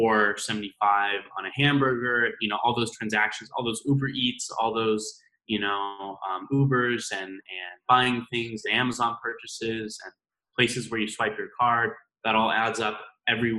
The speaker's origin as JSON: {"language": "English", "region": "Idaho", "country": "United States", "tie": "born or raised there", "said": "I grew up in Idaho, right? That's where I went to school"}